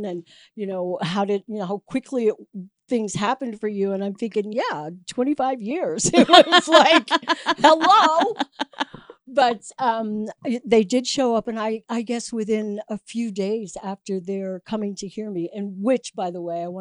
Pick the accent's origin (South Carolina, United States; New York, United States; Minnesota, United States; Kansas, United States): New York, United States; New York City; moved away as an adult; also born or lived in Los Angeles; now in Chicago, United States; eventually settled in Chicago after living in Los Angeles and growing up in Brooklyn